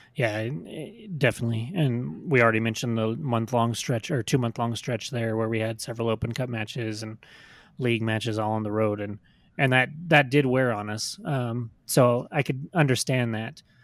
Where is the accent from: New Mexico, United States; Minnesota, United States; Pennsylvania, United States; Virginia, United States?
New Mexico, United States; born and raised in New Mexico